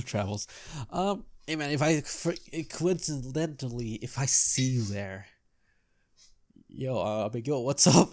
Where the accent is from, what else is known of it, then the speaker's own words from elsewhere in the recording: United States; as an American, it doesn't even matter if I'm Filipino or not